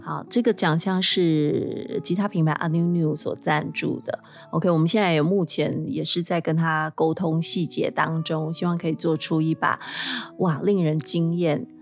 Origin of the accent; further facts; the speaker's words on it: Taiwan; 在我们台湾这边